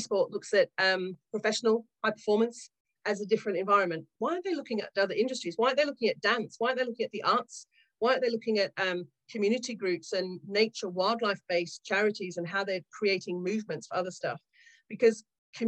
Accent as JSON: {"language": "English", "country": "Australia", "tie": "born or raised there", "moved": "as an adult", "lives_now": "Yorkshire, United Kingdom", "said": "I grew up in Australia in the 70s and 80s."}